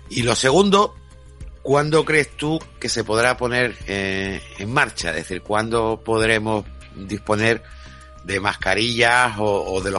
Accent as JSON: {"language": "Spanish", "town": "Coín", "region": "Andalusia", "country": "Spain", "said": "Yo, sí, yo soy de Coim."}